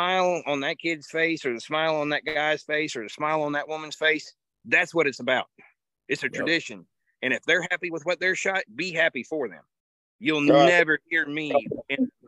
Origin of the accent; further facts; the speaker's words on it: hometown of Chipper Jones, Florida, United States; my hometown's where Chipper Jones is born and raised